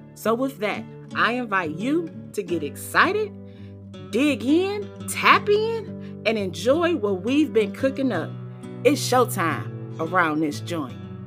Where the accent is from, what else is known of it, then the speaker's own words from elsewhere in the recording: Cleveland, Ohio, United States; moved away as an adult; now in Charleston, United States; relocate from my hometown of Cleveland, Ohio to beautiful Charleston, South Carolina. So, this little black girl who grew up in the West 25th Projects